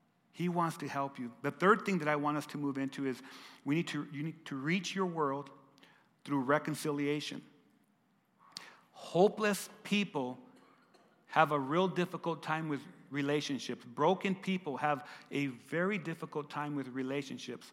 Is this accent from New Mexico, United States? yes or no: yes; Lordsburg, New Mexico, United States; We grew up together in Lordsburg, New Mexico